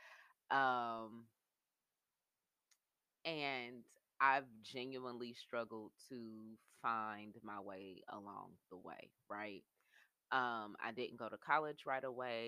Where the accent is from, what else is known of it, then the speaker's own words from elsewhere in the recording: Indianapolis, Indiana, United States; I'm from Naptown, Indianapolis, Indiana. I grew up on the south side, the country side of town